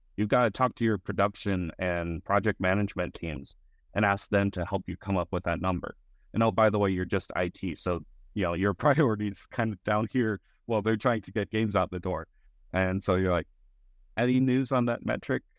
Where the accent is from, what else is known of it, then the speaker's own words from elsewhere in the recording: Colorado, United States; now in Texas, United States; I was born in Texas, raised in Colorado, mostly growing up in, in Texas now